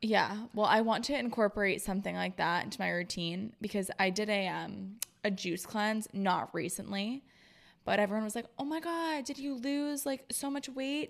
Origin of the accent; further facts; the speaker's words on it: Florida, United States; also born or lived in Rhode Island; now in Boston, United States; I grew up in Florida